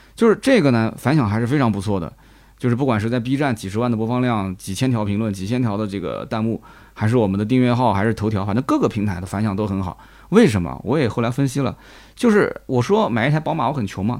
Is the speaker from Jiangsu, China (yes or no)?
yes; Nanjing, Jiangsu, China; accent: Nanjing dialect; 我们南京的当地方言